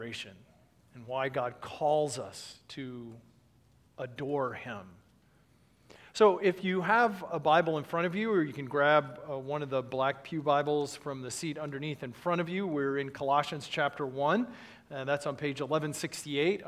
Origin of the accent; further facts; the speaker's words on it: Dallas, Texas, United States; moved away; I was born in Dallas, lived there for several years growing up